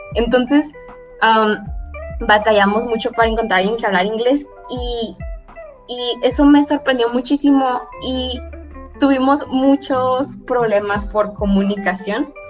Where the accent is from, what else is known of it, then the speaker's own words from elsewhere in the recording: Mexico; first language Spanish; nosotros mexicanos tenemos acento